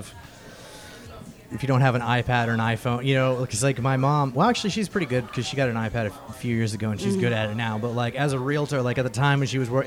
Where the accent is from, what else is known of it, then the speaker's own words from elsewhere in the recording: Florida, United States; growing up in Florida, we always rented a condo